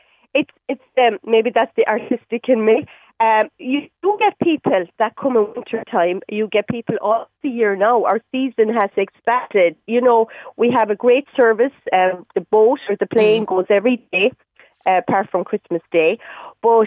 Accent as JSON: {"language": "English", "area": "Inishmore", "region": "Connacht", "country": "Ireland", "tie": "born or raised there", "also_born_or_lived": "London", "said": "we had a small, we still do, small farm on the island, and they made the decision to move home"}